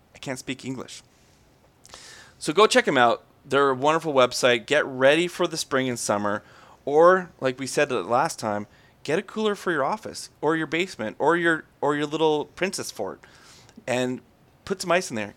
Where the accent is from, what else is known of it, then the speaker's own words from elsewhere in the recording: Canada; I'm very Canadian